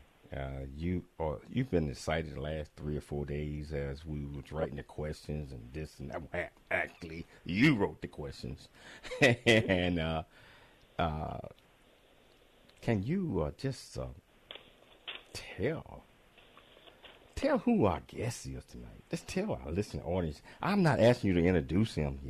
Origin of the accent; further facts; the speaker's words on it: Chattanooga, Tennessee, United States; also born or lived in Atlanta, Georgia; I'm from Chattanooga, Tennessee, so I spent a lot of time in Atlanta, Georgia.